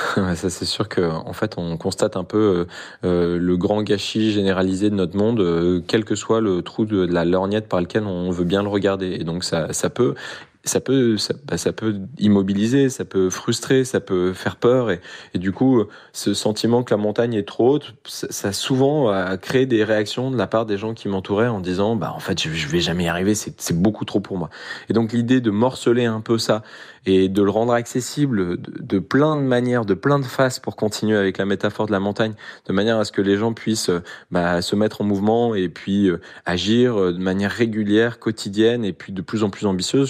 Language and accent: French; Grenoble, Auvergne-Rhône-Alpes, France; je suis grenoblois, euh, on a l'accès aux montagnes